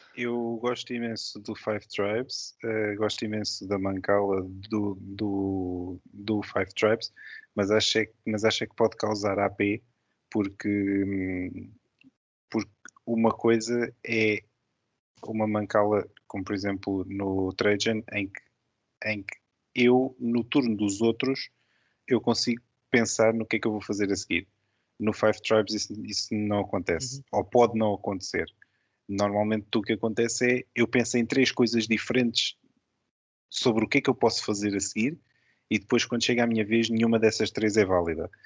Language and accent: Portuguese; Lisbon, Portugal; eu sou lisboeta, nasci em Lisboa